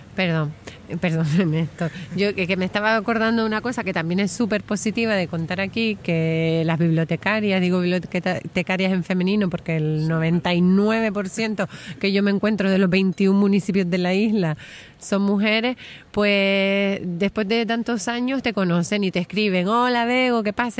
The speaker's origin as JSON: {"language": "Spanish", "area": "Gran Canaria", "region": "Canary Islands", "country": "Spain", "said": "a mí me gusta contar historias de aquí, de mi pueblo"}